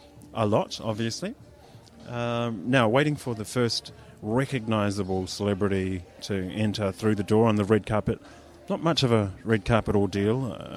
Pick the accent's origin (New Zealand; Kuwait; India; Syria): New Zealand; And we're Tangata Whenua.